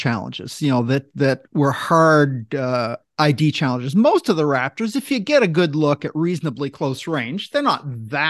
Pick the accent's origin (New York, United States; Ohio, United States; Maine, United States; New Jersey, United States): Maine, United States; now in Tacoma, United States; I am from Maine